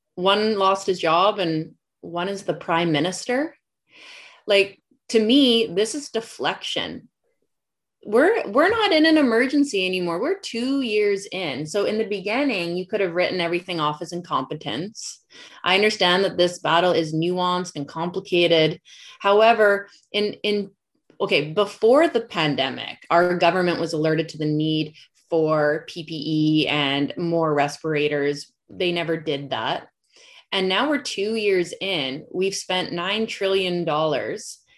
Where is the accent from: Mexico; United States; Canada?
Canada; as a Canadian